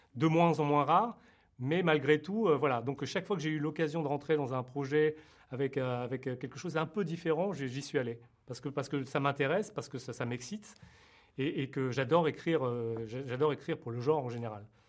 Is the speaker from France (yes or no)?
yes; France; je suis né en France d'origine vietnamienne